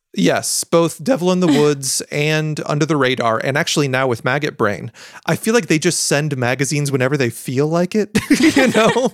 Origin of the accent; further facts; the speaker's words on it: United States; I was an American